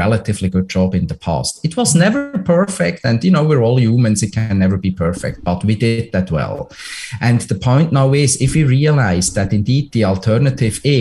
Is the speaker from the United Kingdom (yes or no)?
no; Switzerland; now in Ontario, Canada; my home country, Switzerland